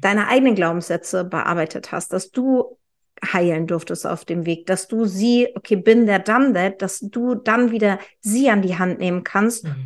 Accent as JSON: {"language": "German", "region": "Hamburg", "country": "Germany", "said": "Ich bin ja Hamburgerin"}